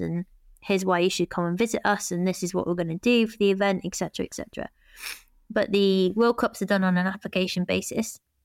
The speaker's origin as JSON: {"language": "English", "country": "United Kingdom", "said": "we're British"}